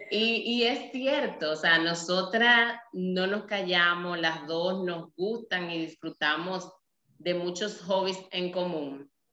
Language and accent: Spanish; Nagua, María Trinidad Sánchez, Dominican Republic; soy dominicana, vengo de un pueblo costero llamado Nagua